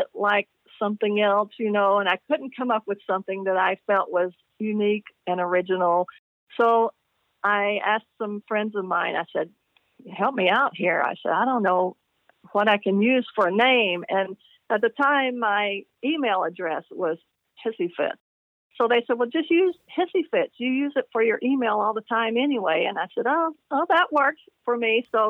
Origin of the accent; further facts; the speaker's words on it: the South, United States; I'm from the South, and so people in the South know what a hissy fit is.